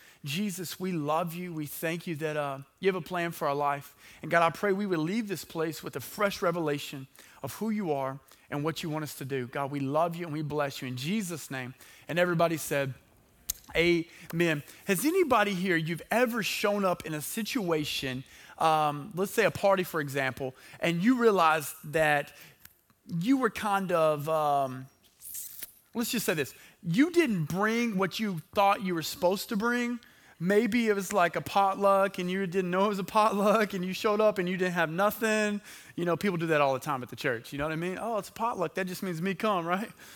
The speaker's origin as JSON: {"language": "English", "town": "Hooks", "region": "Texas", "country": "United States", "said": "I'm from Hooks"}